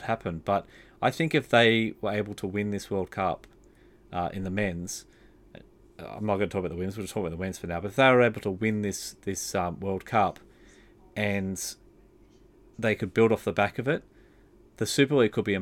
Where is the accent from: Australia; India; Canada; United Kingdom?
Australia; I'm completely an Australian